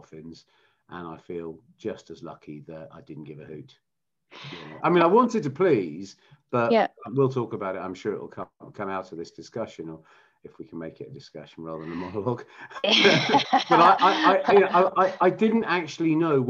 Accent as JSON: {"language": "English", "region": "London", "country": "United Kingdom", "tie": "born or raised there", "said": "I grew up in Wimbledon, you know, in a nice family environment"}